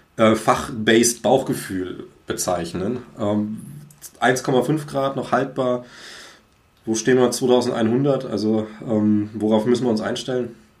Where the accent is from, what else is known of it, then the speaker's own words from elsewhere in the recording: Swabia, Germany; bei uns ja. irgendwie in Schwaben